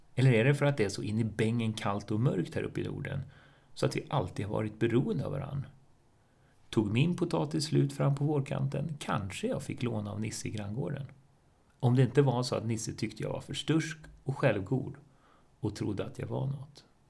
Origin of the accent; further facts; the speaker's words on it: Botkyrka, Stockholm County, Sweden; also born or lived in Tumba; Jag är uppvuxen i betongen i norra Botkyrka